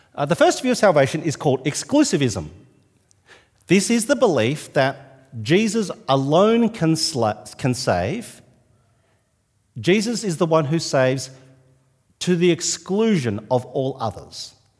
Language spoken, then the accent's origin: English; New South Wales, Australia; now in Adelaide, Australia; I'm from New South Wales